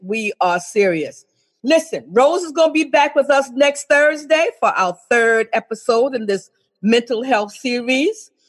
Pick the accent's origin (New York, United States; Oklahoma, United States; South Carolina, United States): South Carolina, United States; accent: Geechee; I'm a Geechee from South Carolina